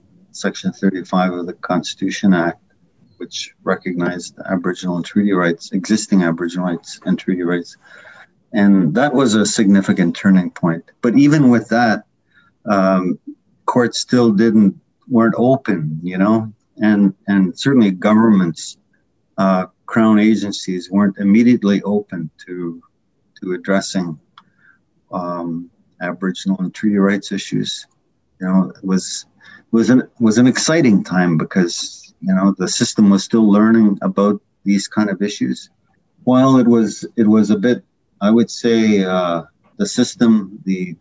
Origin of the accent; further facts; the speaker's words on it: Whitefish River First Nation, near Manitoulin Island, Ontario, Canada; I grew up on the Rez community in near Manitoulin Island, mid-northern Ontario. Whitefish River First Nation